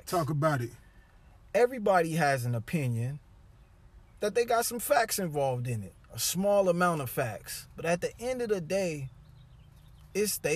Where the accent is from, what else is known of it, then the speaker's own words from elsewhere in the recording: Dallas, Texas, United States; I'm from Dallas, Dallas, Texas.